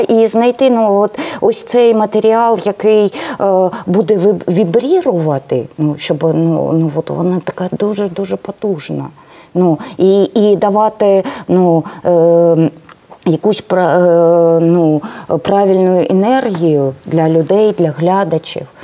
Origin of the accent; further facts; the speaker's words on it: Kramatorsk, Donetsk Oblast, Ukraine; first language Russian; Ukrainian is a second language; moved away; also born or lived in Dnipropetrovsk / Crimea; Ну я дійсно російськомовна, і я народилась в Краматорську. Потім був майже десь ну Дніпропетровськ, де я навчалась. Потім було 10 років. Я працювала в Криму.